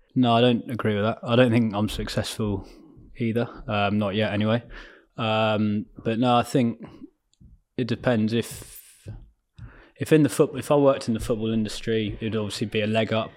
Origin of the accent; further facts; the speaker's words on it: Ascot, South East England, United Kingdom; also born or lived in London; I was born in London, um, and then moved out to, say, near Ascot, like S-, Surrey, Berkshire way, and then d-, grew up around there